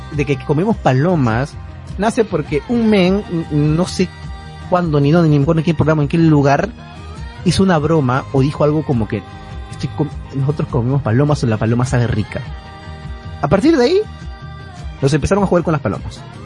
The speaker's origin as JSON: {"language": "Spanish", "country": "Peru", "said": "O sea, somos peruanos"}